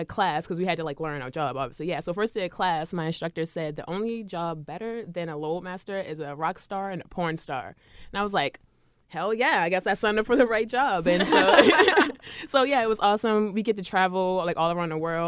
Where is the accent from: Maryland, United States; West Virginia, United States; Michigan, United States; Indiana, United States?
Maryland, United States; Baltimore; also born or lived in New Jersey; now in Seattle, United States; I am originally from Baltimore, Maryland, and I've moved from New Jersey, though, stationed it there. So I moved to the lovely Seattle